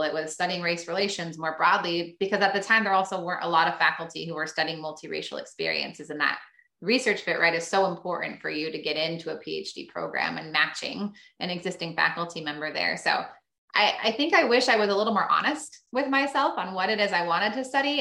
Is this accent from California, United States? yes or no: yes; Sacramento, California, United States; moved away as an adult; now in Medford, United States; i grew up in sacramento